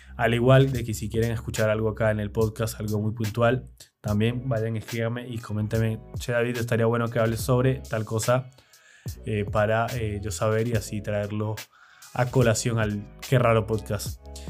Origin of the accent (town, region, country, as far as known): Argentina